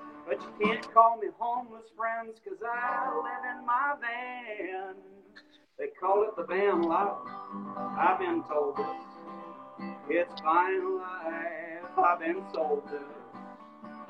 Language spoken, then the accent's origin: English; Kansas, United States; moved away; also born or lived in Arkansas; the suburbs that I grew up in Kansas